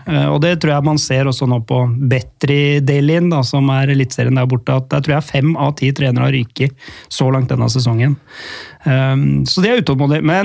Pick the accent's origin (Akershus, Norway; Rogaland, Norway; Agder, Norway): Akershus, Norway; Lørenskog; Jeg trente Lørenskog på den tida der, eh, i tredjevisjon. Um, ehm, det er jo hjemkommunen min, da.